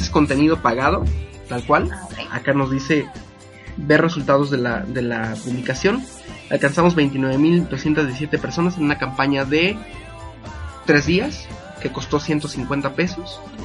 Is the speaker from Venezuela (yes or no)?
no; Apizaco, Tlaxcala, Mexico; yo soy de Pisaco, estamos en Tlaxcala